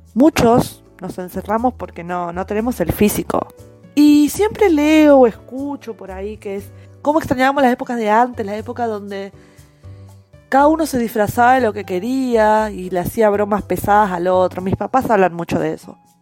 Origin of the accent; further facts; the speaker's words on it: Buenos Aires, Argentina; moved away; also born or lived in Corrientes; Yo de chica, criada en Buenos Aires